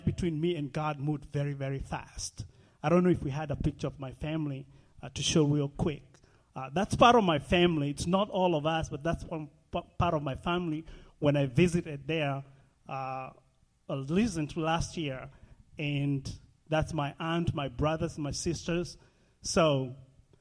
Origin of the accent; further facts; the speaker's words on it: Nairobi, Kenya; moved away; So I grew up in Nairobi, Kenya, about 40 miles away from Nairobi, Kenya.